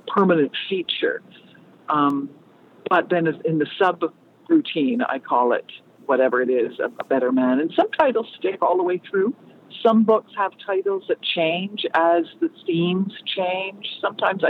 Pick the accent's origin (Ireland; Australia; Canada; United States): Canada; As a Canadian